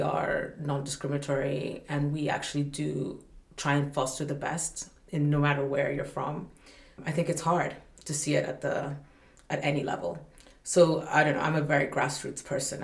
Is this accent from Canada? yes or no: no; Malawi; I come from Africa in the end, I come from Malawi